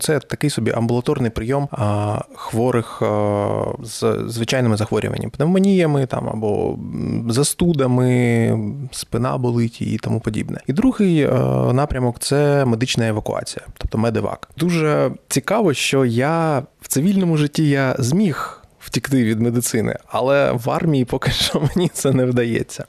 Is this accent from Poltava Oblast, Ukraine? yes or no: no; Donetsk, Donetsk Oblast, Ukraine; moved away as an adult; also born or lived in Mykolaiv; я народився виріс в Донецьку